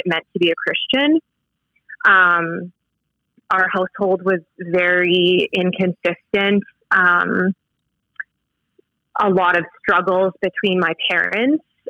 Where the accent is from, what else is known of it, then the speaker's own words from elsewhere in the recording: Saskatoon, Saskatchewan, Canada; I grew up in Saskatoon, so very close to where we live now.